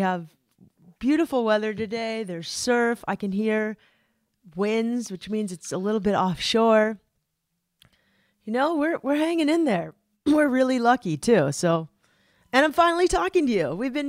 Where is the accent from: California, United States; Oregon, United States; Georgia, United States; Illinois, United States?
California, United States; Cardiff; now in Solana Beach, United States; I was born and raised in Cardiff, though.